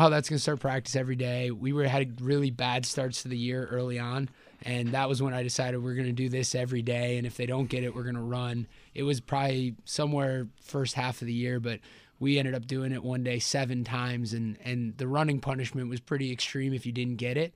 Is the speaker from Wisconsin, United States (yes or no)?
yes; Elkhart Lake, Wisconsin, United States; I'm from Elkhart Lake, Wisconsin